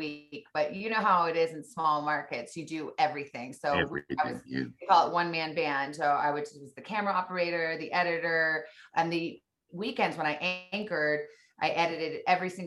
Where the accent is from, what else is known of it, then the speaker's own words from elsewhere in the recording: Tucson, Arizona, United States; moved away as an adult; also born or lived in Missouri / Washington, D.C.; I went from Missouri back to Tucson, Arizona, my hometown